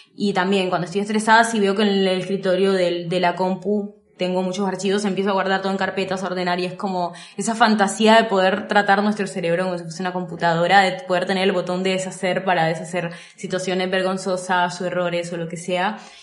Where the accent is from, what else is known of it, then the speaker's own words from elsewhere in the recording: Colombia; soy colombiana